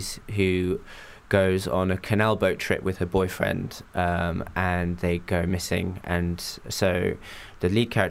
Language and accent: English; England, United Kingdom; also born or lived in Japan; I grew up in Japan till I was 8, and then we moved to England.